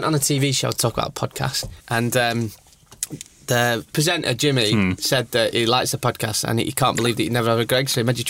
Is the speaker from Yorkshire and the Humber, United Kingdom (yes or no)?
yes; York, Yorkshire and the Humber, United Kingdom; born there; I was born in York.